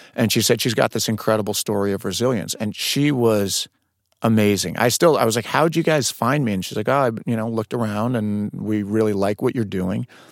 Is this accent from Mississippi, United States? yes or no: no; Westchester County, New York, United States; moved away; also born or lived in Boston; I'm from New York, Westchester County